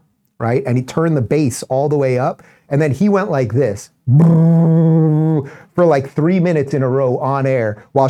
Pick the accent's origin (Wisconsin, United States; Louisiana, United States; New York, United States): New York, United States; New York City; I grew up in New York City.